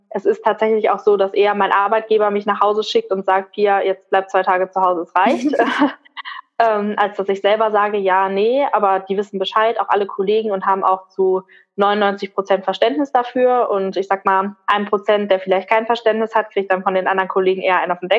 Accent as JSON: {"language": "German", "region": "North Rhine-Westphalia", "country": "Germany", "moved": "as an adult", "said": "ich bin für die Ausbildung damals alleine hier hochgezogen in den Norden. Ich komme ursprünglich aus dem Ruhrgebiet"}